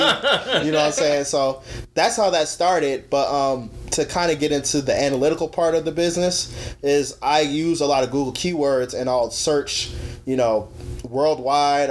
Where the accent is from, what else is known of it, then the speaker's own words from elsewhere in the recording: Arizona, United States; I'm from Arizona